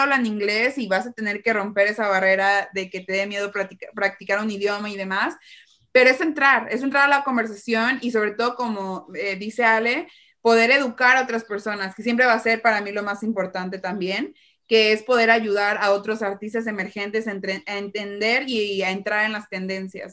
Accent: Mexico; como mexicanos o de Latinoamérica

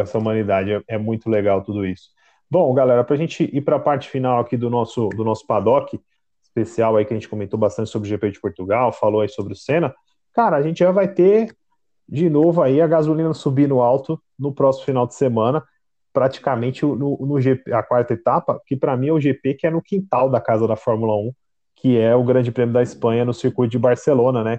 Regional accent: Brazil; a gente aqui como brasileiro

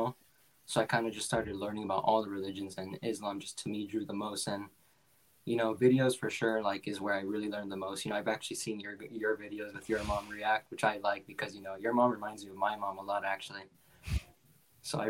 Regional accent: Los Angeles, California, United States; moved away as an adult; now in Washington State, United States; I'm originally from Los Angeles. And now, so like California, now I live in Washington State. I moved here about like 3-4 years ago now.

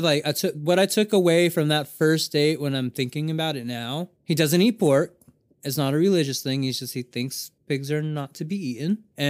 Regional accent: Japan; I grew up in Japan. I don't know.

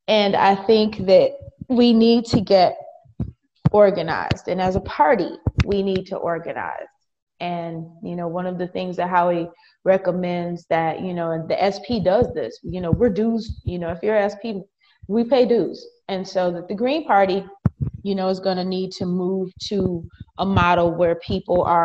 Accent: Wisconsin, United States; I am from Wisconsin

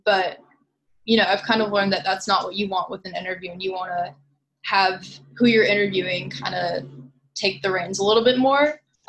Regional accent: California, United States; I've gotten a lot closer to my identity as Californian since going to college.

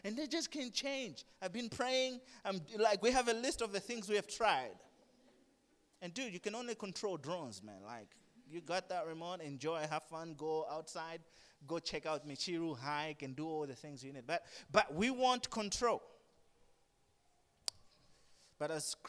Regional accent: Blantyre, Southern Region, Malawi; also born or lived in Lilongwe; I grew up in Blanta. I was born in Longwa, grew up here.

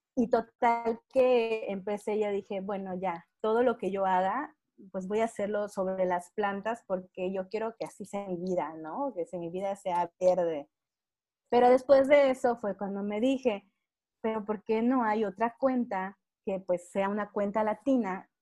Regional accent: Mexico; yo soy de México

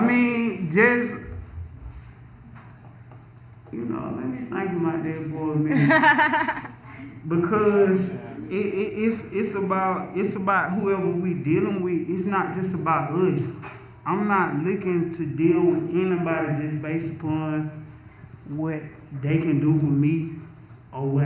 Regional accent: Milledgeville, Georgia, United States; I'm from Millersville, Georgia

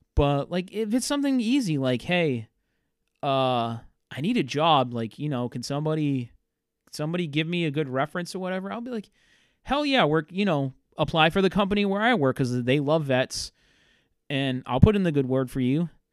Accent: Fairhaven, Massachusetts, United States; also born or lived in Worcester, Massachusetts; I grew up in a town that nobody really knows. It's named Fairhaven.

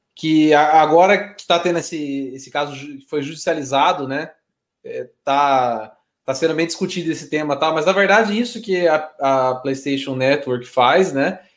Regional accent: Brazil; sendo brasileiro

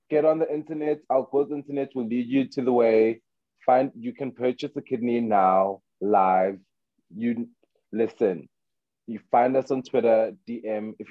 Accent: South Africa; I am like I'm proudly South African and I love us and I feel like we deserve the platform.

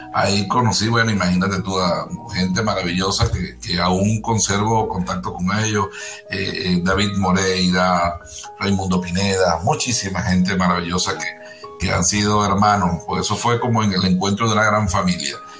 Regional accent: Margarita Island, Nueva Esparta, Venezuela; moved away; Fui el, concertino de esa orquesta desde su creación hasta que yo me fui de Margarita

